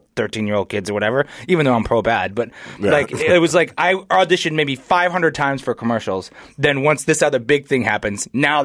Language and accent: English; New Hampshire, United States; also born or lived in New York City / Massachusetts / Chicago / Atlanta; So I was born in New York City, and I grew up in New Hampshire, and then moved to Massachusetts, then Chicago, then Atlanta, then Flagstaff, and then here.